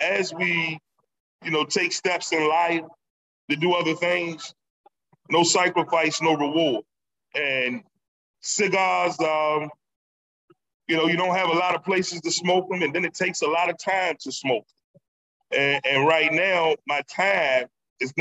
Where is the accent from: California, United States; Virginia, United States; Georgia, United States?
Virginia, United States; Norfolk; growing up in Norfolk